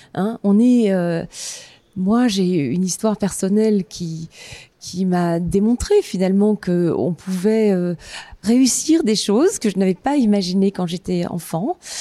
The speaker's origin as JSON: {"language": "French", "region": "eastern France", "country": "France", "tie": "born or raised there", "said": "j'ai grandi dans une petite ville euh, de province, hein, euh, dans l'est de la France"}